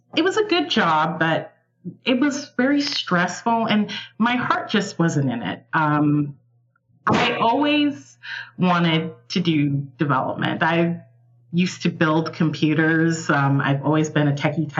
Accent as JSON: {"language": "English", "town": "Atlanta", "region": "Georgia", "country": "United States", "said": "I am from Atlanta, Georgia"}